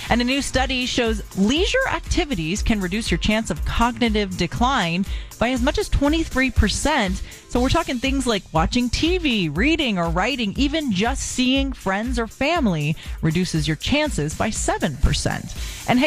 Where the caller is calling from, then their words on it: Bartow, Florida, United States; Um, Bartow, Florida.